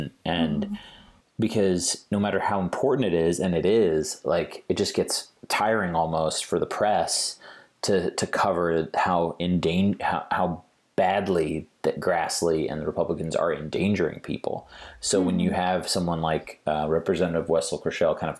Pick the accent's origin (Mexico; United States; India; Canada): United States; Kansas City; I grew up in the Kansas City area